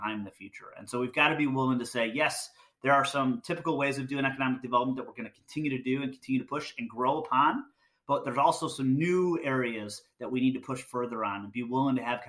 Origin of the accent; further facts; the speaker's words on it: Michigan, United States; So I'm from Michigan, so I spent a lot of time in Michigan, and Detroit's, you know, close to home.